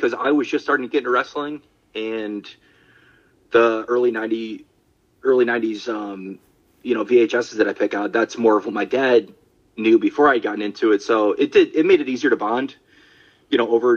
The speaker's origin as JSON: {"language": "English", "town": "Syracuse", "region": "New York", "country": "United States", "said": "I'm from Syracuse, so we used to have a Video King"}